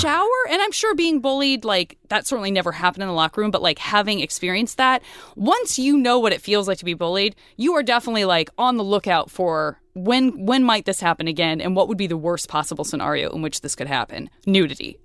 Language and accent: English; Tucson, Arizona, United States; I'm from Tucson